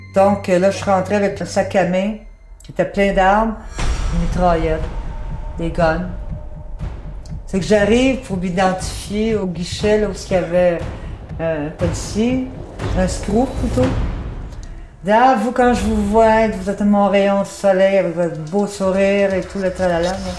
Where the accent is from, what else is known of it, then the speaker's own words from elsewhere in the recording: Canada; moved away; also born or lived in France; J'ai rentré au Canada, je suis partie de France